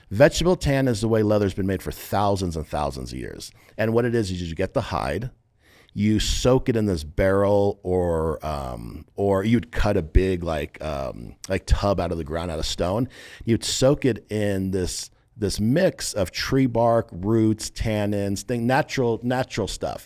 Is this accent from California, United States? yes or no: yes; San Diego, California, United States; now in Las Vegas, United States; I'm from San Diego originally. We're based in Las Vegas now, but grew up in San Diego.